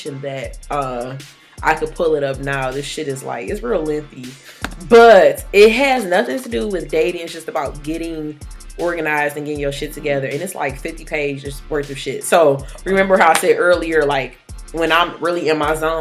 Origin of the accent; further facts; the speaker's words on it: Detroit, Michigan, United States; I'm from Detroit, born and raised